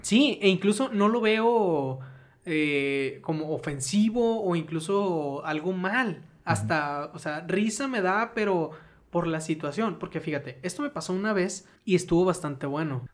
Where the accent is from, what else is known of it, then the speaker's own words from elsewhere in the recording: Sinaloa, Mexico; yo soy de Sinaloa